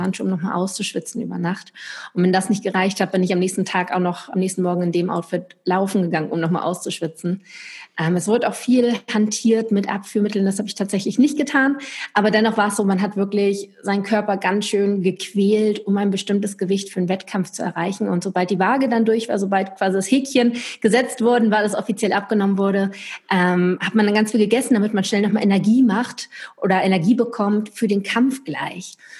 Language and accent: German; Lübeck, Schleswig-Holstein, Germany; moved away as an adult; also born or lived in Stuttgart; Ich komme eigentlich aus Lübeck von der Ostsee, bin dann runter in den Süden nach Stuttgart gezogen